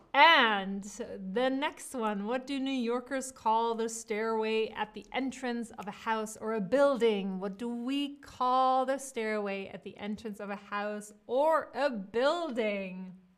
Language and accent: English; Cologne, North Rhine-Westphalia, Germany; now in New York, United States; I was born in Cologne